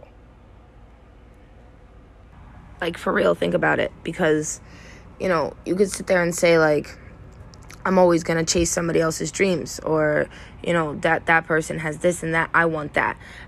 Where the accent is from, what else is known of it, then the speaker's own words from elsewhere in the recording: United States; as an American citizen